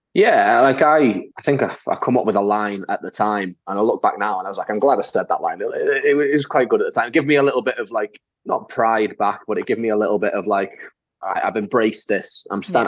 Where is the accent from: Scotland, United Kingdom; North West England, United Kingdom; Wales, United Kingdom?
Wales, United Kingdom; North; accent: North Walian; I'm from North Wales. Like I've lived my whole life in Wales.